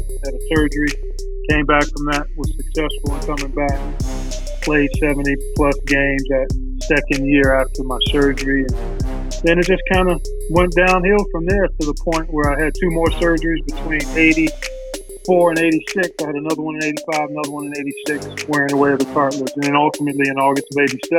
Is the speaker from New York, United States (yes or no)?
no; Cleveland, Ohio, United States; I grew up in Cleveland, oldest of 5 kids